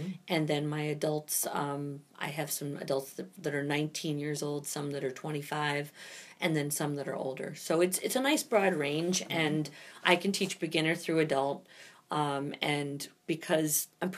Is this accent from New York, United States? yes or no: yes; New York City, New York, United States; moved away as an adult; also born or lived in New Jersey / Buffalo, New York / Pennsylvania; now in Upstate New York, United States; I was born in New Jersey and raised in New York City, and spent my entire life up until I was 21 in New York City